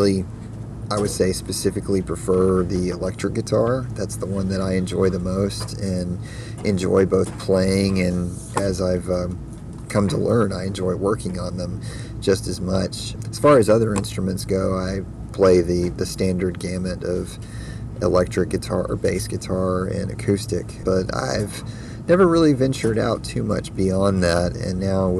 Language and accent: English; Huntsville, Alabama, United States; I'm originally from Huntsville, Alabama